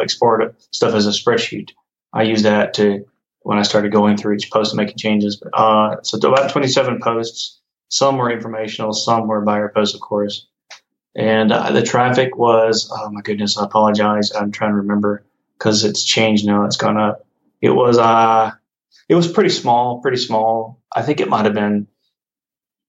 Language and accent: English; United States; I'm American